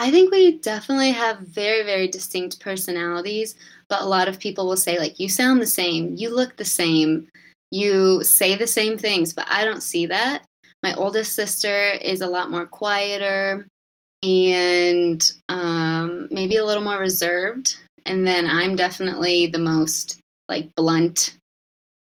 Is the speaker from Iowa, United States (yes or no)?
yes; Cedar Rapids, Iowa, United States; also born or lived in San Diego; I'm from Cedar Rapids, Iowa, and I went to college at Iowa State